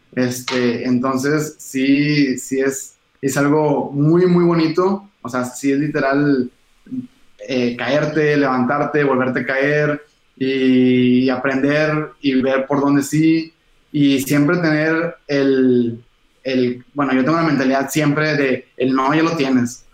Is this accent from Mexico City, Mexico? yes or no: no; Monterrey, Nuevo León, Mexico; los dos somos de Monterrey